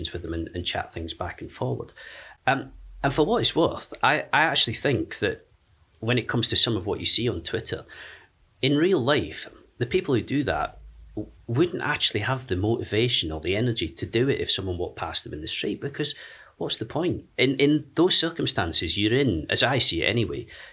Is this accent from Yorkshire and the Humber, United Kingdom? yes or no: no; Penicuik, Scotland, United Kingdom; moved away as an adult; also born or lived in Sheffield / Leeds; I grew up in Edinburgh until I was 17, a little town south of Edinburgh called Penicuik.